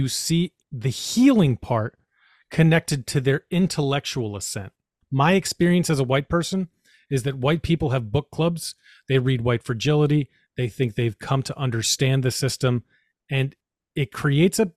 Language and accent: English; New York, United States; I'm a New Yorker